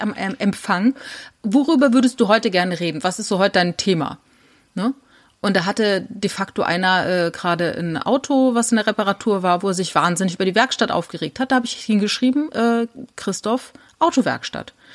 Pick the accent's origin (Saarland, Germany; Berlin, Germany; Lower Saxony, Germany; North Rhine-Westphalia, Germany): Saarland, Germany; Ich komme ja aus dem Saarland